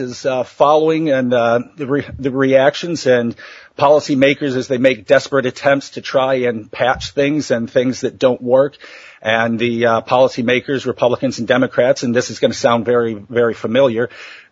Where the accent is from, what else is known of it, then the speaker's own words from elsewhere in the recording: Ohio, United States; my home state of Ohio, in central Ohio